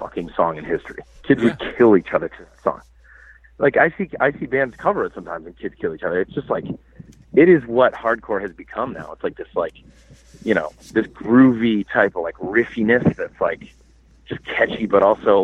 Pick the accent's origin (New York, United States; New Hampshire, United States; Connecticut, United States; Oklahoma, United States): New Hampshire, United States; Manchester; moved away; also born or lived in Boston, Massachusetts; my hometown is Manchester